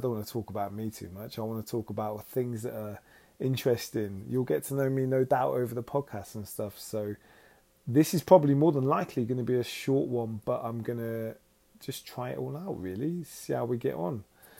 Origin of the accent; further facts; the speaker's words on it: United Kingdom; now in Los Angeles, United States; you can understand my weird accent, because, well, I'm from all over the place, really, but I'm from the United Kingdom.